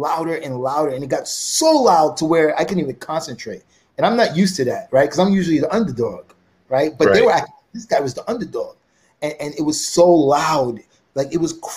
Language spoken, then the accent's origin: English; United States; I'm a Western, I'm American